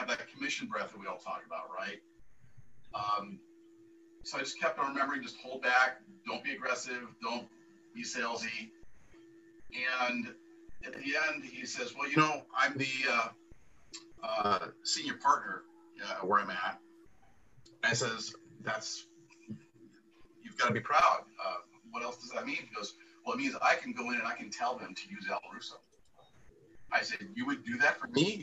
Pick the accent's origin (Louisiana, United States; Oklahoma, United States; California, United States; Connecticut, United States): California, United States; Escondido; we're both from Escondido.